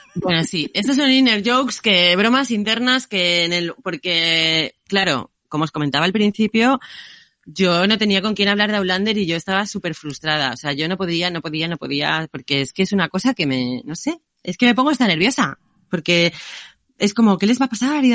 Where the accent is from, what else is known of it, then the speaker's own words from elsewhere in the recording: Asturias, Spain; also born or lived in Scotland; yo siendo asturiana